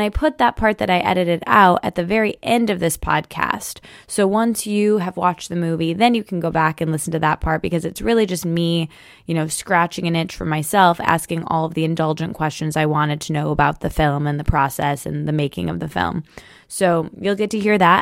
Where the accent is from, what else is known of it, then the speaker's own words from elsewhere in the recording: Michigan, United States; moved away; I'm recording this from Michigan. I'm still home there